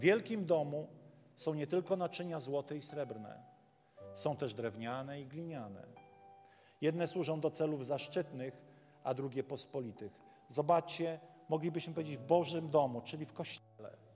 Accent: Warmian-Masurian Voivodeship, Poland; ja z Mazur pochodzę

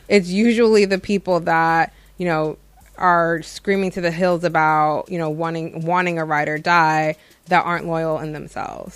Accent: United States; having been born and raised in America

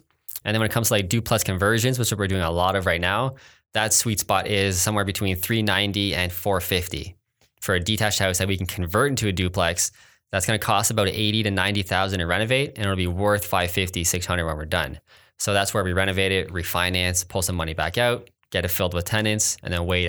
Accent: Kitchener, Ontario, Canada; I grew up in Kitchener mostly.

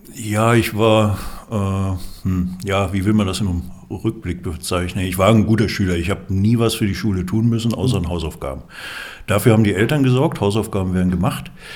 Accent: Dinslaken, North Rhine-Westphalia, Germany; moved away as an adult; also born or lived in Karlsruhe; now in Füssen, Germany; Ich bin groß geworden am Niederrhein. Das lässt sich nicht äh, verbergen. Man hört's.

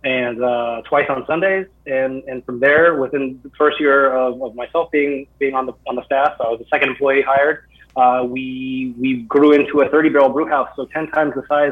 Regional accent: Kenai, Alaska, United States; also born or lived in California; now in Vermont, United States; I'm originally from Alaska, actually

